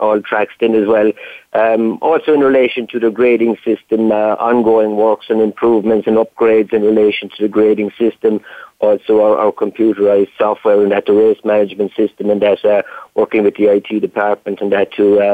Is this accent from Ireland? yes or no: yes; Youghal, Munster, Ireland; also born or lived in Waterford / Clonmel; I'm originally from Yall in County Cork, where there is a greyhound stadium